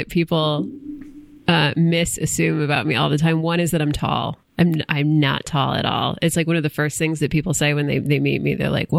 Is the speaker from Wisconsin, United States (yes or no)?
no; Port Huron, Michigan, United States; moved away as an adult; also born or lived in Tucson, Arizona; I grew up in Port Huron, Michigan.